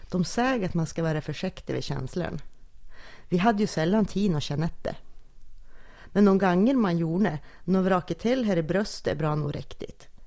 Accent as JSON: {"language": "Swedish", "town": "Sundsvall", "region": "Västernorrland County", "country": "Sweden", "tie": "born or raised there", "accent": "Sundsvallska", "said": "Jag kommer från Sundsvall"}